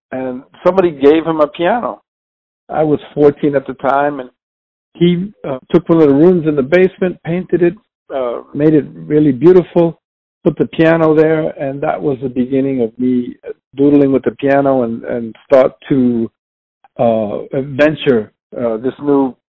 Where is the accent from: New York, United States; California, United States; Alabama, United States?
New York, United States; New York City; born and raised in New York City and raised in the South Bronx